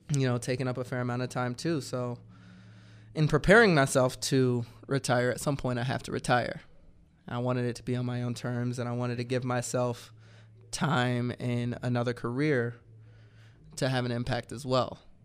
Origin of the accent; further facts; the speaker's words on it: Georgia, United States; moved away; I'm from Georgia